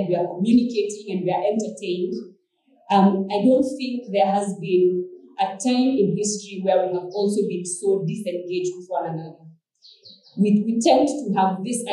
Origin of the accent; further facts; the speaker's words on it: Kenya; growing up in Kenya in those days when KBC was the only form of entertainment